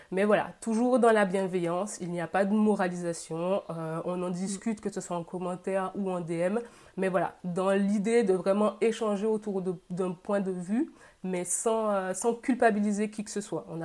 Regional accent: Guadeloupe; now in Carcassonne, France; j'ai 29 ans, je suis originaire de la Guadeloupe. Je vis actuellement dans le sud de la France, à Carcassonne.

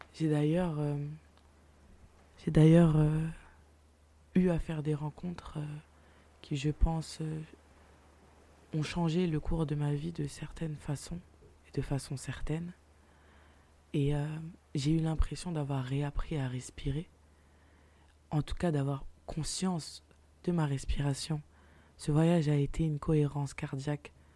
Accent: Paris, Île-de-France, France; je suis parisienne

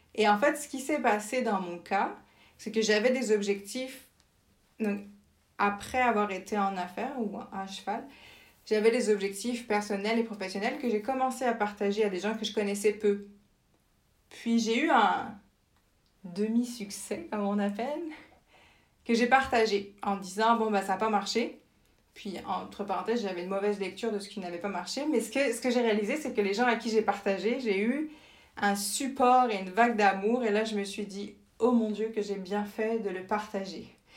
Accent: France; moved away as an adult; also born or lived in Winnipeg, Canada / Germany / Senegal; now in Montreal, Canada; je suis née en France et grandie en France

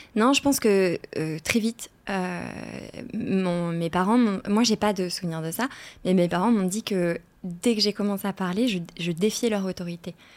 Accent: Arras, Hauts-de-France, France; moved away as an adult; also born or lived in Seville, Spain; Je suis née à Arras, dans le nord de la France

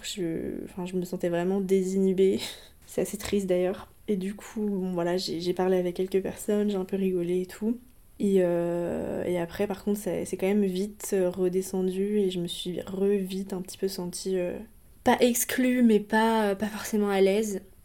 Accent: Côtes-d'Armor, Brittany, France; là d'où je viens en Bretagne, euh, dans les Côtes d'Armor.

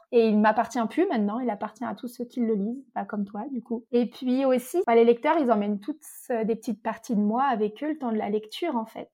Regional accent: Morzine, Auvergne-Rhône-Alpes, France; j'ai grandi à Morzine, qui est une station de ski

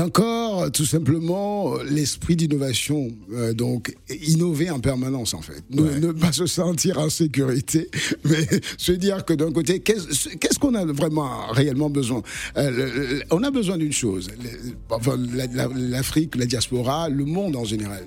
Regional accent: Lille, Hauts-de-France, France; moved away as an adult; now in Cannes, France; Je suis lillois aussi parce que tout simplement j'ai grandi là

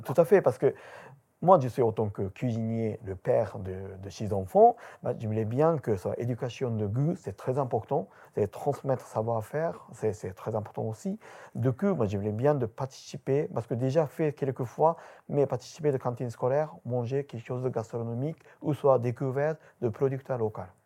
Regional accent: Japan; French is a second language; moved away as an adult; now in France; 8 Japonais qui installent dans Kobo

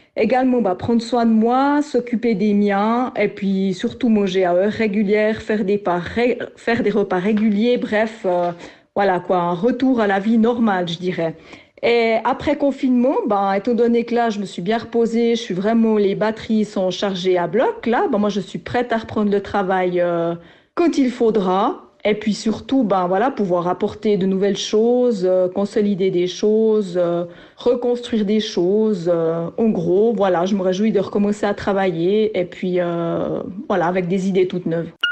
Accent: France; en tant que Française

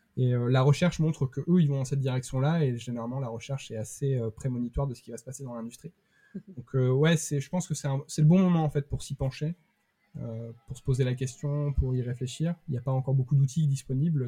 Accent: Bergerac, Nouvelle-Aquitaine, France; now in Rennes, France; je, viens du sud-ouest, je viens de Bergerac

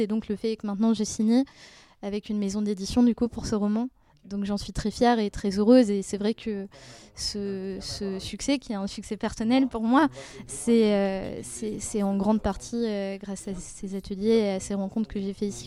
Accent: Brussels, Brussels-Capital Region, Belgium; moved away as an adult; now in Paris, France; je viens de Bruxelles.

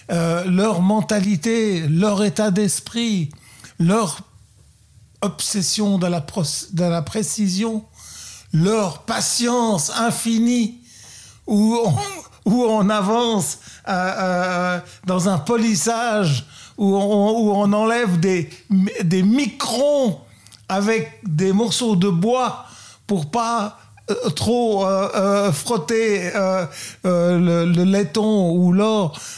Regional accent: Luxembourg; also born or lived in Burgundy, France; now in Vallée de Joux, Switzerland; Je suis né au Luxembourg.

